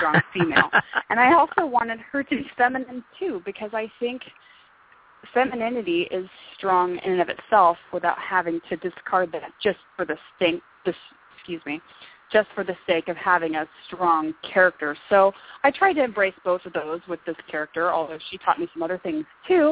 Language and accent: English; Northern California, United States; moved away as an adult; now in Arizona, United States; we're from Northern California